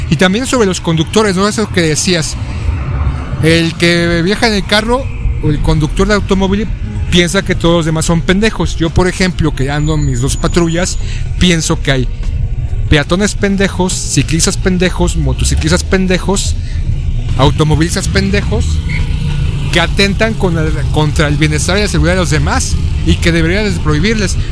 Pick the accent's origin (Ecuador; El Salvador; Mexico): Mexico